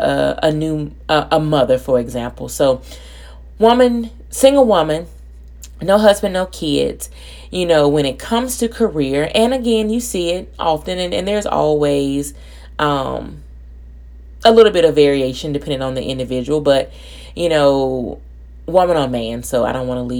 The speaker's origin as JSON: {"language": "English", "town": "Birmingham", "region": "Alabama", "country": "United States", "moved": "as an adult", "lives_now": "Louisiana, United States", "said": "I'm from Alabama"}